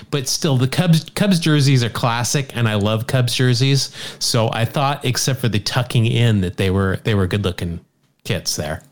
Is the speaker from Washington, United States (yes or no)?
no; Salt Lake City, Utah, United States; you and I grew up in Salt Lake City.